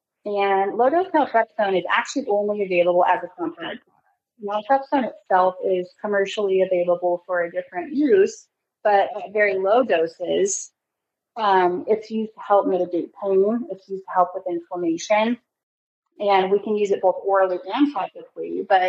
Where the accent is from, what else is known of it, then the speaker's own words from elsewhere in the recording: California, United States; now in Texas, United States; So, you know, I came from California. California has pretty strict standards when it comes to their state board of pharmacy